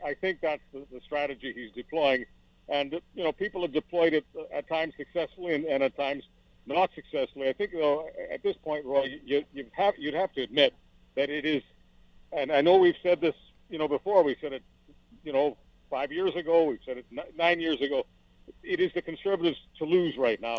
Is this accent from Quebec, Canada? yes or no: yes; Montreal, Quebec, Canada; also born or lived in Toronto / Hamilton / Burlington / London, Ontario; now in Western Canada; growing up in Montreal